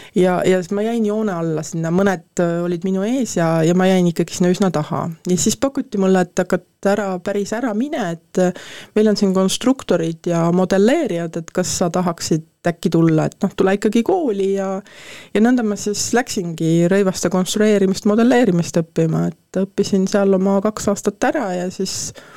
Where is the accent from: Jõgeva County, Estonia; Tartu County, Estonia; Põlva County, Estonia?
Jõgeva County, Estonia; Põltsamaa; also born or lived in Paide; mina olen sündinud Põltsamaale, nagu ma ütlen, et äh, tegelikult sündisin Paides